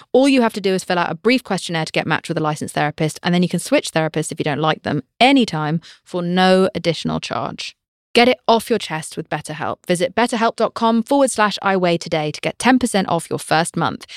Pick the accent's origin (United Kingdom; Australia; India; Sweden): United Kingdom; I'm British